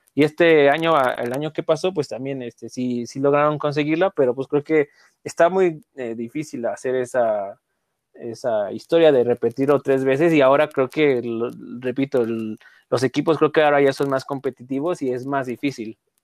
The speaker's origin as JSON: {"language": "Spanish", "country": "Mexico", "said": "como mexicanos"}